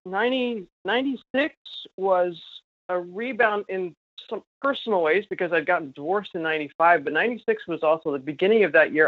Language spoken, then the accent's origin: English; New York, United States; in Rochester here in my home state of New York